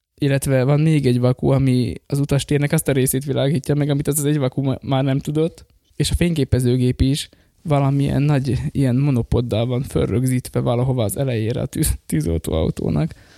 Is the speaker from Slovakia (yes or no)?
yes; Slovakia; én pedig magyar vagyok, és ott élek Szlovákiában, de nem dolgozni mentem oda, hanem ott élek